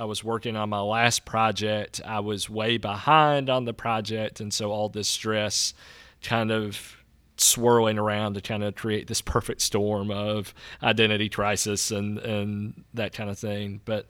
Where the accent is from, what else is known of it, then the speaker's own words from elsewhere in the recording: Natchez, Mississippi, United States; I think while I was in college, while I was away from Natchez, I saw how broken Natchez was. And Natchez doesn't have any problems that other towns don't, but because it's where I was from